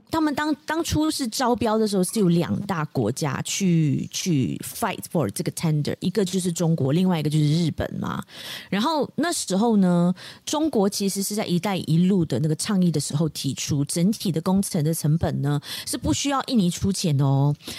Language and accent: Chinese; Malaysia; 我们马来西亚华人